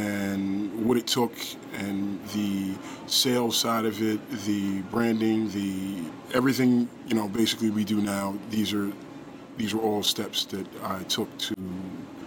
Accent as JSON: {"language": "English", "town": "Edison", "region": "New Jersey", "country": "United States", "said": "I'm originally from Edison, New Jersey"}